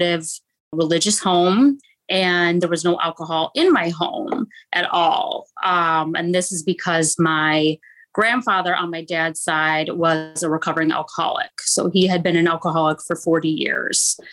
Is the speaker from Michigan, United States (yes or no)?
yes; Detroit, Michigan, United States; moved away as an adult; now in Orlando, United States; I actually am from Detroit, though. I grew up in the Midwest and moved here about 3 years ago